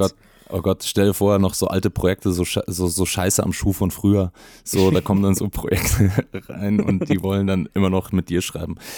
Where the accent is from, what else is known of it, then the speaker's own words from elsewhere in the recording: Bavaria, Germany; ich bin aus Bayern